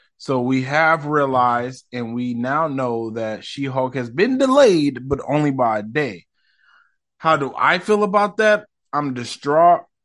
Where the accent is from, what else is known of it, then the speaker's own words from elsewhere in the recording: United States; I'm so American.